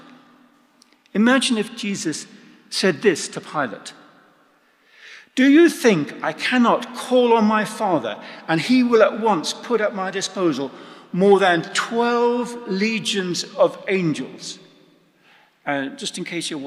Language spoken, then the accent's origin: English; England, United Kingdom; I'm English